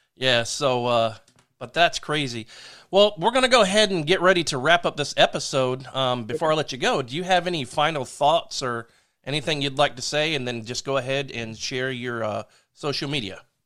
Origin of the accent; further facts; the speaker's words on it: Delaware, United States; I'm from Delaware